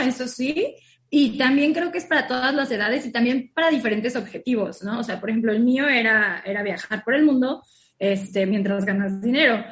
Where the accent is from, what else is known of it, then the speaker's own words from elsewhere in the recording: Cozumel, Quintana Roo, Mexico; also born or lived in Mérida, Yucatán; Yo soy de Cozumel y estudié en la Universidad de Mérida, Yucatán